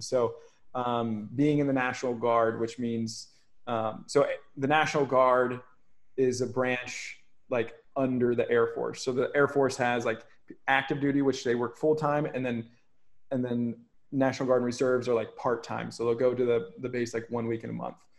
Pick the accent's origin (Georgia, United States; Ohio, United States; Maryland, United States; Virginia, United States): Ohio, United States; now in Hawaii, United States; growing up in Ohio is like a pretty small, small farm town